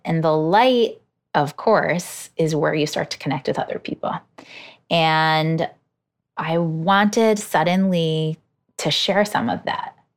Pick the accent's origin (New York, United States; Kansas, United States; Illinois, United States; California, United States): New York, United States; Hudson Valley; moved away as an adult; now in New York City, United States; I grew up in the Hudson Valley